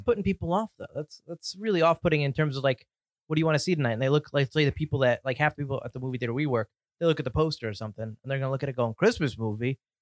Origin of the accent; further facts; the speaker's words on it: Connecticut, United States; we're from Connecticut